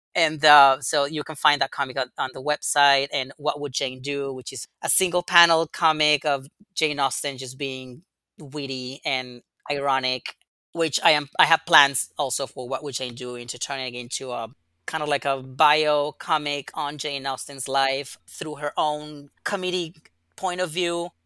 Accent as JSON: {"language": "English", "region": "Yucatán", "country": "Mexico", "tie": "born or raised there", "said": "I was born and raised in Mexico, in the very south of Mexico, in Yucatan."}